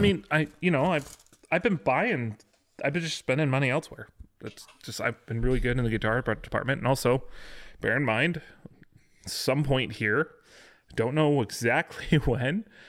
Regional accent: west of Chicago, Illinois, United States; there's a Dutch community west of Chicago

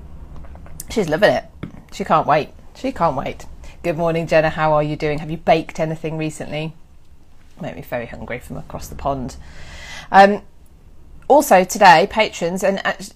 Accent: West Midlands, United Kingdom; I was from the West Midlands where I was born

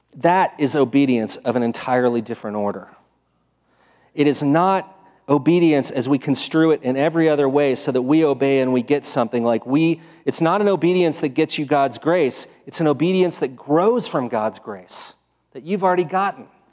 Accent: United States; I'm American.

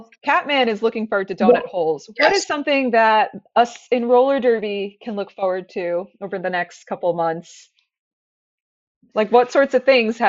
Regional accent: New Jersey, United States; also born or lived in Amsterdam; now in Washington, D.C., United States; Yeah, so basically I'm from New Jersey.

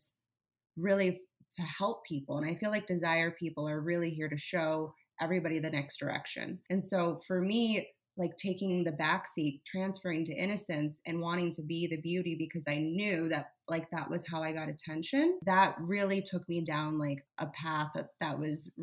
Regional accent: South Florida, United States; I grew up in South Florida

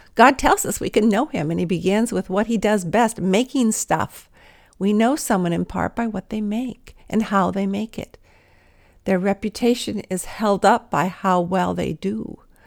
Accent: Los Angeles, California, United States; I was from L A where there were stars of the Hollywood variety

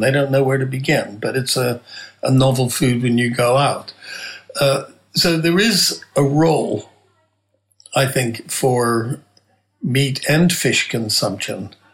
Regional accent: Nebraska, United States; moved away; I'm originally from Nebraska

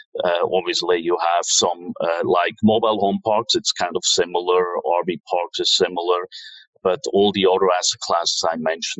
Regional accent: Switzerland; moved away as an adult; also born or lived in New York / Tokyo / Hong Kong; So I'm from Switzerland originally

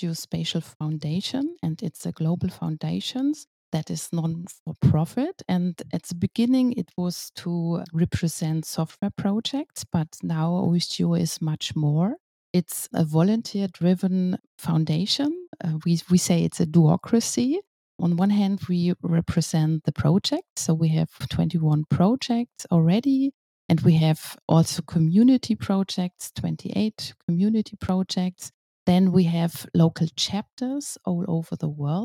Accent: Cologne, North Rhine-Westphalia, Germany; I'm from Cologne and I'm working at Wergroup as a geospatial expert

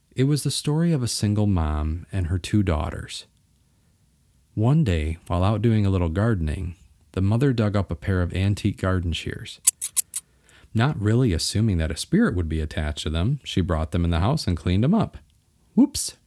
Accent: Bay City, Michigan, United States; where I was born and raised in Bay City, Michigan

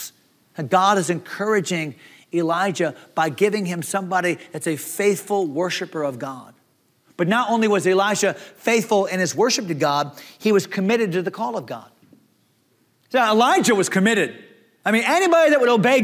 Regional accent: Leechburg, Pennsylvania, United States; They named my town. Leechburg

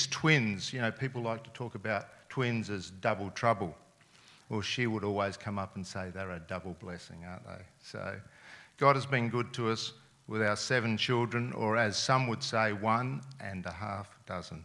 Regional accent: Adelaide, South Australia, Australia; first language Serbian; English is a second language; I was born and lived in Adelaide my whole life

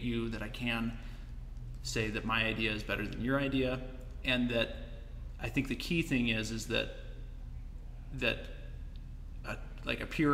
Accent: United States; growing up in America

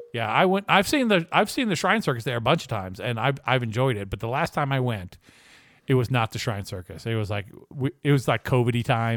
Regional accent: Lynchburg, Virginia, United States; My hometown is Lynchburg, Virginia.

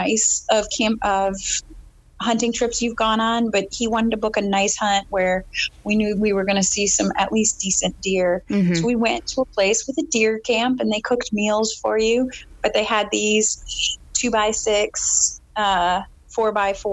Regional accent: Plymouth, Wisconsin, United States; now in Texas, United States; I'm originally from a really small town in Wisconsin. So I'm from Plymouth, Wisconsin.

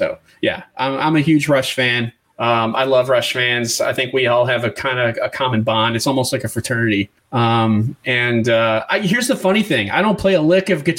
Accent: Western New York, United States; I grew up in Western New York, not far from Canada.

